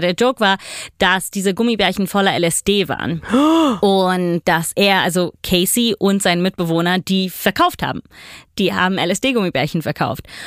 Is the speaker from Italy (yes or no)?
yes; Italy; moved away as an adult; also born or lived in New York; ich komme aus Italien